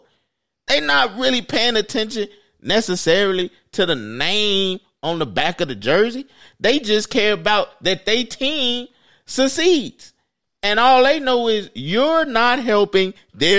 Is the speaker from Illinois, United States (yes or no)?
yes; Chicago, Illinois, United States; I'm from the South Side